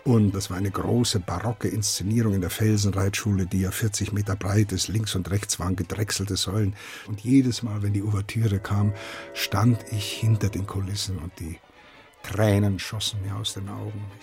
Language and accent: German; Dießen am Ammersee, Bavaria, Germany; also born or lived in Neuruppin; und dann mit sechs Wochen aber schon runter nach Bayern, nach Dissen am Ammersee und bin dann hier auch aufgewachsen, zur Schule gegangen und bin also gewissermaßen ein erlernter Bayer.